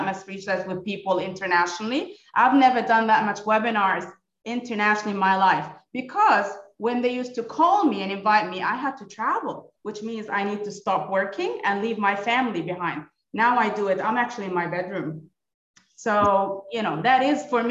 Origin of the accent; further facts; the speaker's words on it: Kuwait; moved away as an adult; also born or lived in United States / United Arab Emirates; now in Abu Dhabi, United Arab Emirates; I was born and raised in Kuwait. Originally Palestinian, Australian passport, but moved to the States for my PhD